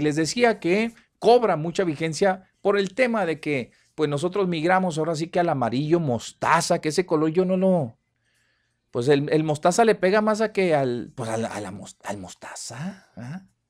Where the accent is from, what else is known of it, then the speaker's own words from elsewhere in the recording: Mexico; somos los mexicanos